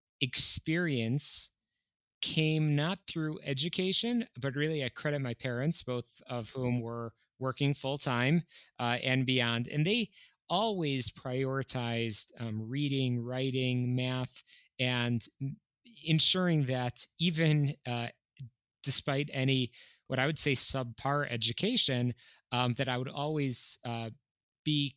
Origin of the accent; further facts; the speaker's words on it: Skokie, Illinois, United States; also born or lived in northwestern suburbs of Chicago; I grew up in Skokie, Illinois. I was born and raised in what I would call a pretty classic, just Orthodox home